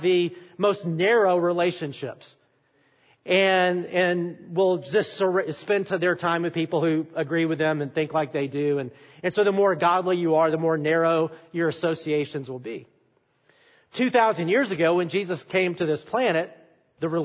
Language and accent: English; Alabama, United States; I am from Alabama